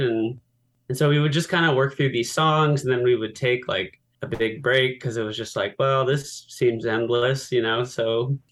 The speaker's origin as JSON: {"language": "English", "town": "San Diego", "region": "California", "country": "United States", "said": "I'm from San Diego"}